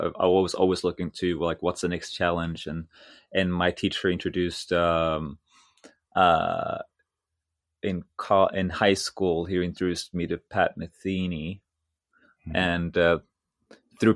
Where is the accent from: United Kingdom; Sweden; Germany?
Sweden; moved away as an adult; my elementary school was a music elementary school in my hometown